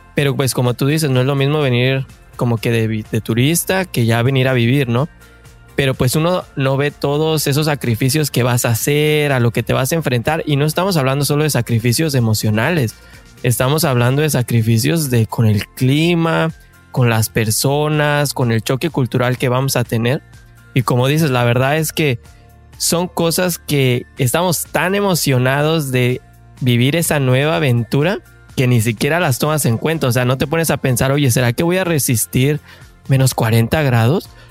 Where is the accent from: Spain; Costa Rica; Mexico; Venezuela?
Mexico; Mexico City; tú y yo somos de la Ciudad de México